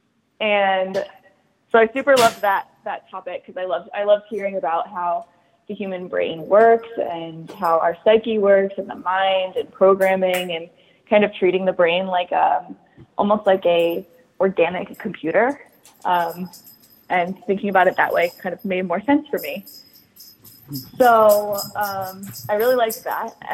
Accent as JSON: {"language": "English", "region": "Maryland", "country": "United States", "tie": "born or raised there", "also_born_or_lived": "Charleston, South Carolina", "moved": "as an adult", "said": "I grew up in Maryland, right outside of DC"}